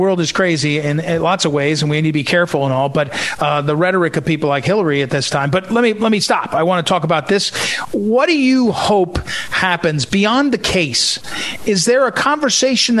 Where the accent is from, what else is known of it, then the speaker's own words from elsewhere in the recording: St. Louis, Missouri, United States; my hometown, St. Louis